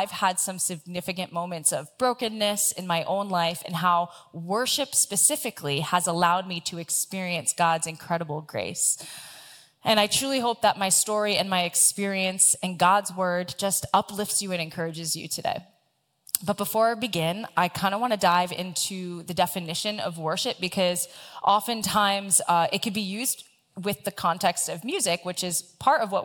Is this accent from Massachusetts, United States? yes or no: no; South Florida, United States; the church that I grew up with in South Florida